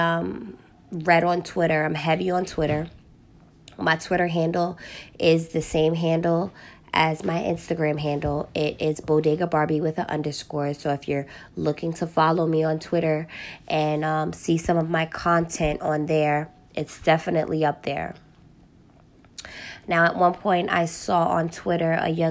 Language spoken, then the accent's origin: English; New York City, New York, United States; I am from Harlem, New York, more specifically 8th Avenue.